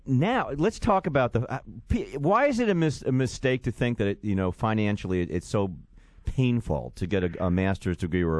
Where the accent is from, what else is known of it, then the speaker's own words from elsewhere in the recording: New York, United States; moved away as an adult; also born or lived in Florida; growing up in the New York State system